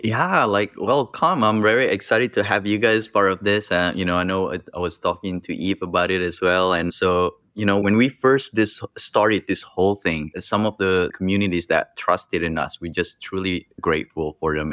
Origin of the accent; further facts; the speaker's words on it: Indonesia; I grew up in Indonesia where, you know, things are rough